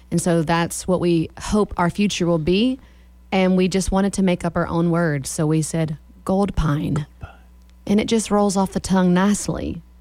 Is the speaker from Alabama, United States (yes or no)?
yes; Somerville, Alabama, United States; So I grew up on Pines Road in Somerville, Alabama, and that's where I was raised.